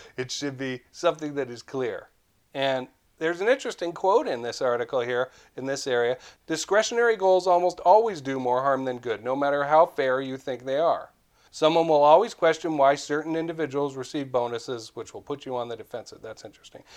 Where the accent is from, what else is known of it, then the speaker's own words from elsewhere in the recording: Vancouver, British Columbia, Canada; I'm from Vancouver